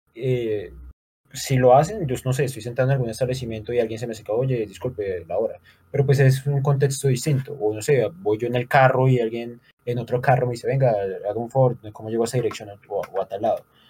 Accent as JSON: {"language": "Spanish", "town": "Bucaramanga", "region": "Santander", "country": "Colombia", "said": "acá somos de Bucaramanga, Santander"}